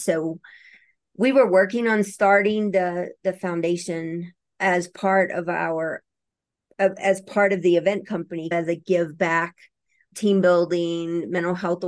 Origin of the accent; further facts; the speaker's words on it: Louisiana, United States; moved away as an adult; also born or lived in Colorado; I grew up in Louisiana. And after college, I moved to Colorado.